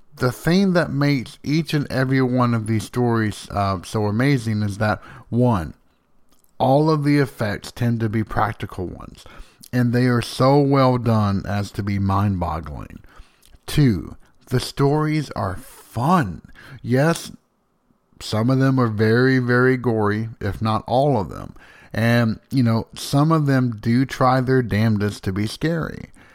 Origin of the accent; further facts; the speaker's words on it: Slayden, Tennessee, United States; I grew up in Slayton, which is roughly a hundred and thirteen people big. The next town up, about ten minutes up the road, is Van Leer